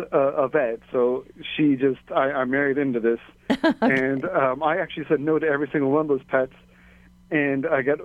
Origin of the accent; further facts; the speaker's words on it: California, United States; moved away as an adult; also born or lived in Hawaii / upstate New York; now in Waimanalo, Hawaii, United States; I'm originally from California